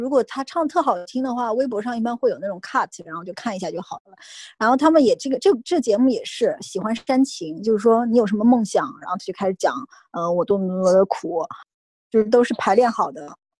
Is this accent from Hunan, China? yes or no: no; Zhejiang, China; 虽然我是个浙江人。